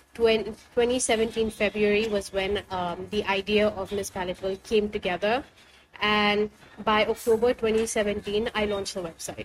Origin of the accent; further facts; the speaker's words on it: India; being Indian